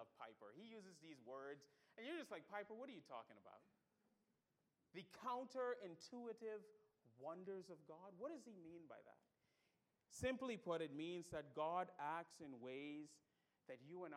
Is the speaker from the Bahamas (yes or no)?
yes; Bahamas; moved away; also born or lived in Pensacola; I'm from the Bahamas